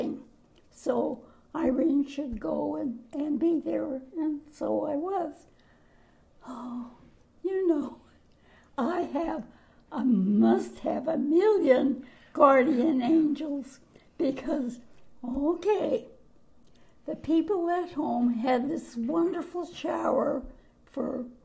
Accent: Canada; also born or lived in Newport, Rhode Island; now in Washington, United States; I was born in Canada.

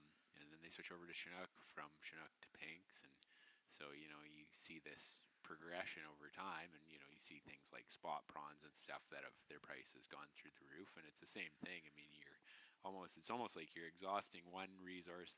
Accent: British Columbia, Canada; as British Columbians

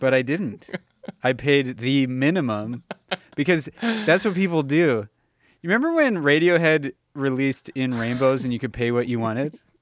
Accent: Los Angeles, California, United States; moved away as an adult; now in Calgary, Canada; I moved out of Los Angeles when I was eighteen

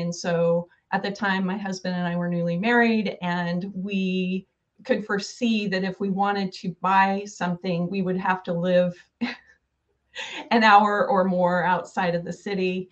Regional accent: Oregon, United States; also born or lived in Sherman County, Oregon / Portland, Oregon / San Francisco Bay Area; I'm a native Oregonian

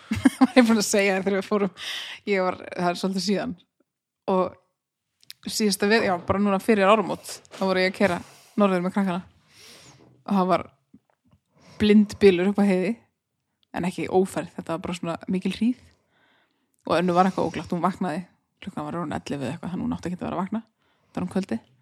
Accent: Húsavík, Northeastern Region, Iceland; moved away as an adult; ég er uppalinn á Húsæk og á allt svona Húsæk Húsavík

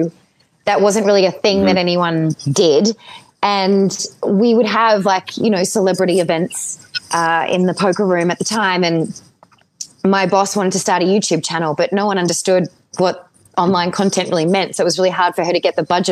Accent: Melbourne, Victoria, Australia; moved away; also born or lived in Ireland; I grew up in Melbourne, Australia

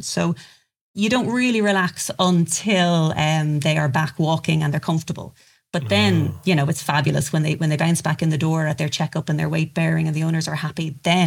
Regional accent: Ireland; I'm from Ireland

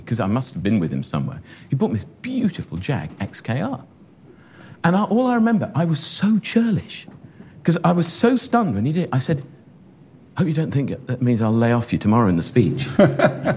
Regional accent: Shropshire, West Midlands, United Kingdom; So growing up in Shropshire, where, as I said, not a great deal happened

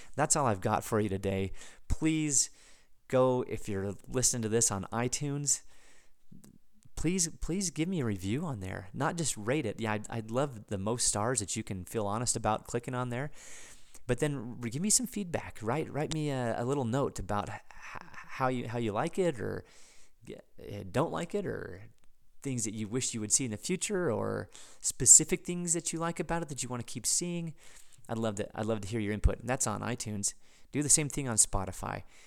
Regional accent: United States; an American, as a, as a, as a citizen of the United States

